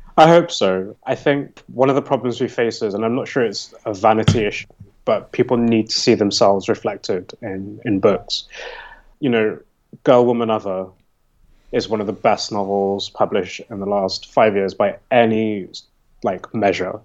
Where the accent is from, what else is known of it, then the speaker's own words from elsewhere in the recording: United Kingdom; I'm speaking as a British person